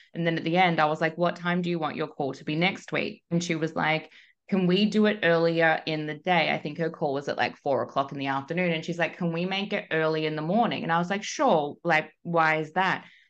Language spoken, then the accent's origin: English; Melbourne, Victoria, Australia; moved away as an adult; now in Perth, Australia; was born and raised in Melbourne